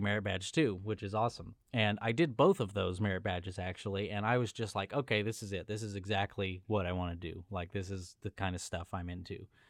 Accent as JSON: {"language": "English", "town": "Los Angeles", "region": "California", "country": "United States", "tie": "born or raised there", "moved": "yes"}